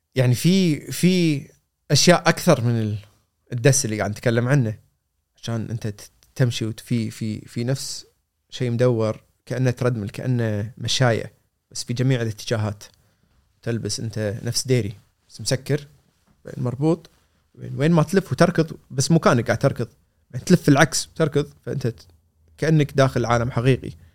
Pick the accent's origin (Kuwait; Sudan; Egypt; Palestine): Kuwait; انا كويتي صغير